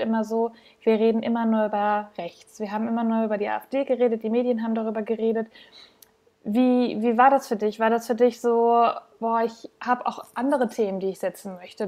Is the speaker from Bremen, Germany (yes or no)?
no; Bielefeld, North Rhine-Westphalia, Germany; ich komme ja aus NRW, aus Bielefeld